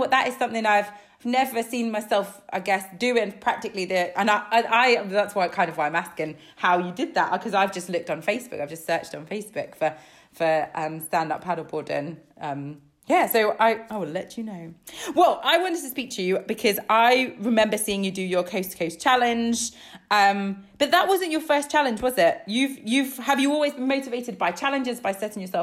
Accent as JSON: {"language": "English", "country": "Isle of Man", "tie": "born or raised there", "moved": "yes", "lives_now": "Yorkshire, United Kingdom", "said": "I grew up on the Isle of Man"}